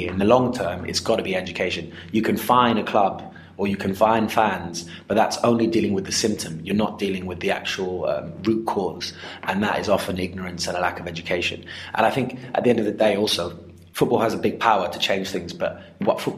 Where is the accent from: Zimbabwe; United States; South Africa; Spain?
Zimbabwe; I grew up in Zimbabwe playing football with limited rules and limited equipment